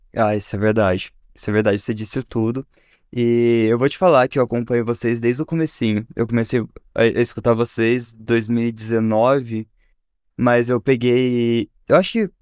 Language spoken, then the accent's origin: Portuguese; Varginha, Minas Gerais, Brazil; eu sou de Varginha